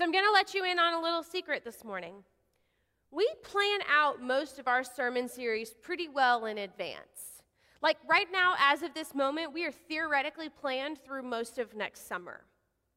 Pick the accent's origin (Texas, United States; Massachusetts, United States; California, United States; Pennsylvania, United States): Texas, United States; Odessa; moved away; I grew up in West Texas, out in Odessa